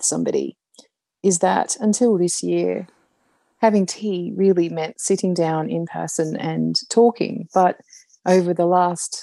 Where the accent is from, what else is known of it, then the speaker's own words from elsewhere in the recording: Brisbane, Queensland, Australia; moved away as an adult; also born or lived in United Kingdom / Canada; I live in Brisbane in Australia and I've been back in Brisbane, which is my hometown, for a couple of years